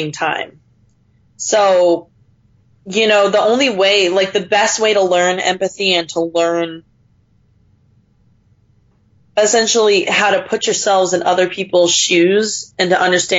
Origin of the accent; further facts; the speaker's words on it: United States; I grew up primarily in America